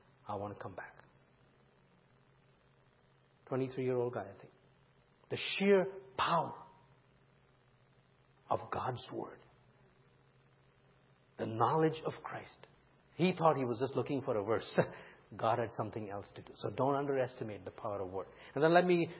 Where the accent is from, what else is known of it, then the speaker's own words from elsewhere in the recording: India; moved away; when I was growing up in India